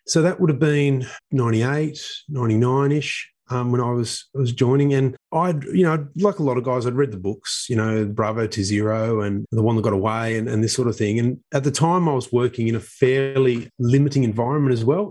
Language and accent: English; Sydney, New South Wales, Australia; I grew up in Epping, which is northwest of Sydney